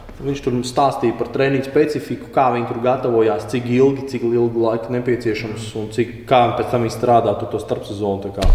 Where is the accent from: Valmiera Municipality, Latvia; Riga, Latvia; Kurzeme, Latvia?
Kurzeme, Latvia; Ventspils; es no Ventspils pat esot